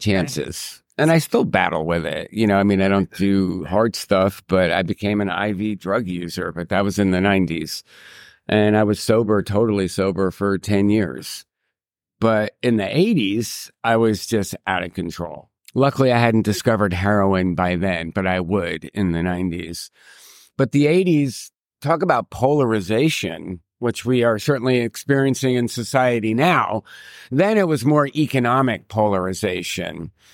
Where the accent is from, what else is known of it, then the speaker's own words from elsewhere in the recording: New York City, New York, United States; I'm a New Yorker